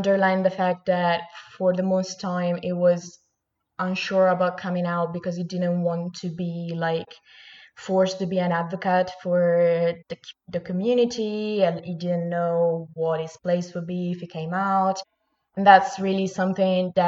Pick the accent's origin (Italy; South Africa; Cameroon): Italy; English is a second language; I'm Italian